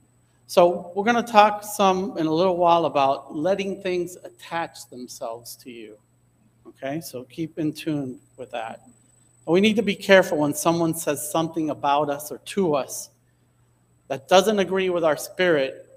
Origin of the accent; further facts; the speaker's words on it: Hialeah, Florida, United States; I grew up in Hialeah